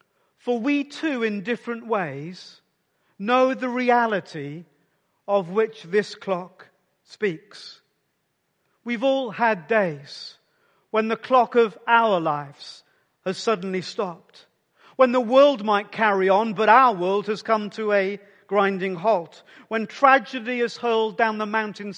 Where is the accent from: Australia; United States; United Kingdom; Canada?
United Kingdom; Wales; in a small mining village just 25 miles from where I grew up in the South Wales Valleys